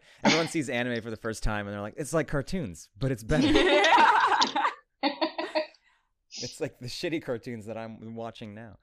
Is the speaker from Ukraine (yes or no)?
yes; Ukraine; moved away; I'm from Ukraine originally